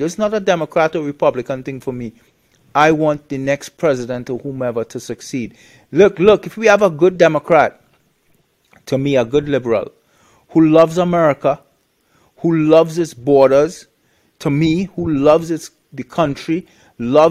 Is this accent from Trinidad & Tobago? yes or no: yes; Trinidad & Tobago; moved away; also born or lived in Canada; I'm originally from Trinidad